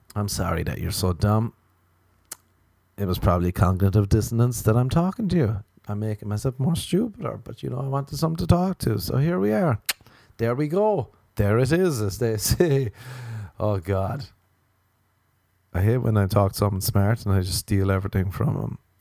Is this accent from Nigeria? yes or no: no; Ireland; as an Irish person